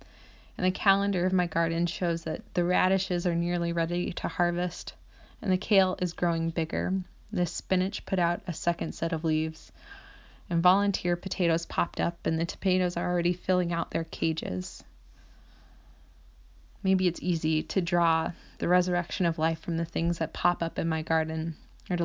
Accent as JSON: {"language": "English", "region": "Iowa", "country": "United States", "tie": "born or raised there", "said": "I grew up in Iowa"}